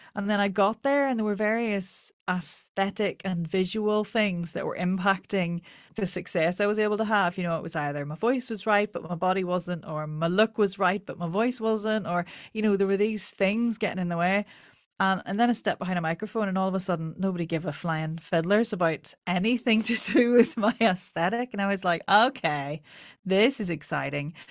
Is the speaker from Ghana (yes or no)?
no; Ireland; accent: Irish